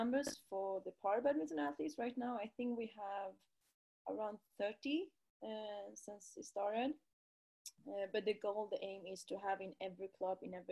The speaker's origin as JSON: {"language": "English", "country": "Sweden", "tie": "born or raised there", "said": "I'm from Sweden, born and raised here."}